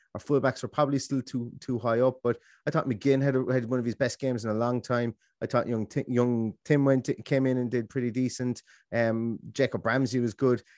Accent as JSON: {"language": "English", "country": "Ireland", "said": "I'm Irish"}